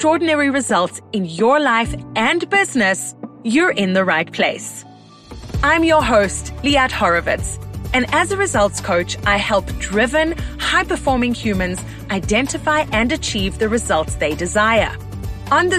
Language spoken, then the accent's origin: English; Port Elizabeth, Eastern Cape, South Africa; moved away as an adult; also born or lived in Israel / London; our hometown in Port Elizabeth